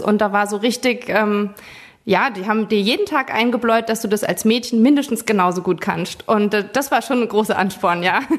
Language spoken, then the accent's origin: German; Forst, Rhineland-Palatinate, Germany; wir sind aus Forsch, das ist schon ein Ort